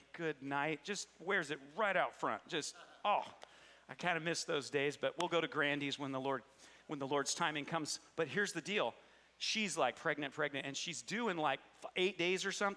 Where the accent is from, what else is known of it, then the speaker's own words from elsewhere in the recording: Cedarville, United States; Growing up in Cedarville